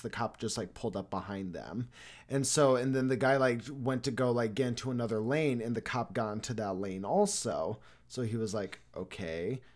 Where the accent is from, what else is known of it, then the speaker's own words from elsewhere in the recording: Arizona, United States; also born or lived in Los Angeles, California; told people I was from Arizona